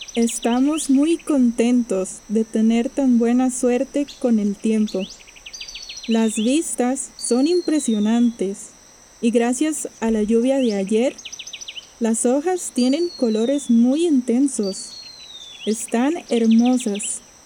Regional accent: Costa Rica; soy de Costa Rica

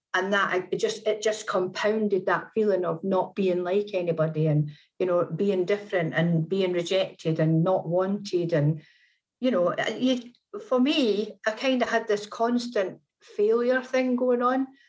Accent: Scotland, United Kingdom; now in Manchester, United Kingdom; I am Scottish

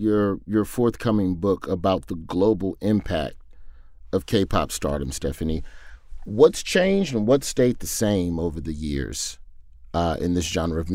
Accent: United States; as an American

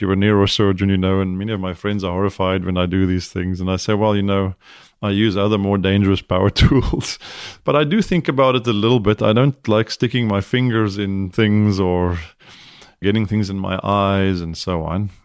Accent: South Africa; moved away as an adult; now in United States; I'm South African, I have a bit of an accent

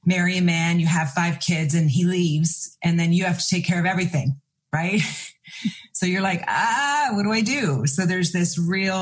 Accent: Canada; In Canada, I'm from Canada

